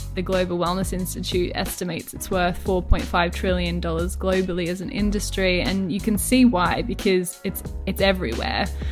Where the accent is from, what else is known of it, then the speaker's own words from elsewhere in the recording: Australia; accent: Australian; moved away as an adult; now in United Kingdom; I'm Australian, if my accent didn't already give that away